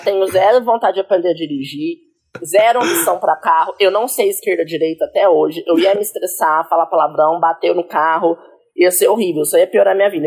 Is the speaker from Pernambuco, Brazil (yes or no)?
no; Caxambu, Minas Gerais, Brazil; now in São Paulo, Brazil; eu sou do sul de Minas, uma cidade ah, lá do interior de Minas Gerais, super homofóbica, é? super, é? tipo, chama Caxambu.